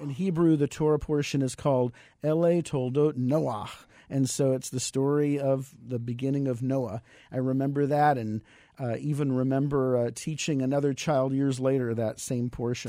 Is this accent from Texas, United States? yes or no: yes; San Antonio, Texas, United States; also born or lived in Los Angeles / New York; now in Phoenix, United States; I grew up in San Antonio, Texas